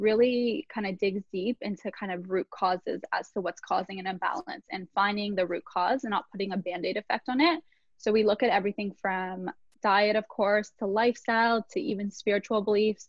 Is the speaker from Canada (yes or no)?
yes; Toronto, Ontario, Canada; I'm from Toronto, Canada.